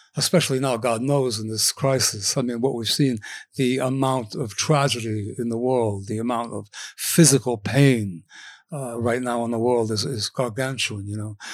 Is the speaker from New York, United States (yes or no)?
yes; Cornwall, New York, United States; also born or lived in Washington Heights, Manhattan, New York City; when I was eight, I went to, uh, Cornwall, New York